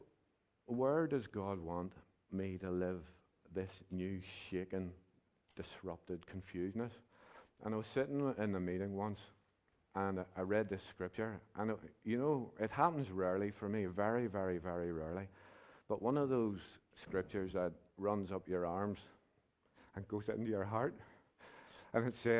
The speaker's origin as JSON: {"language": "English", "town": "Belfast", "region": "Northern Ireland", "country": "United Kingdom", "also_born_or_lived": "Wales", "said": "I was from the East Belfast hinterland."}